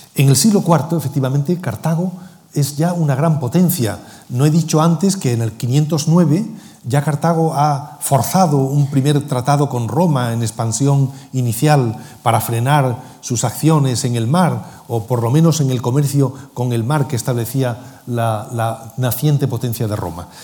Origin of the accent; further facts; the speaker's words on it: Cádiz, Andalusia, Spain; Yo que soy gaditano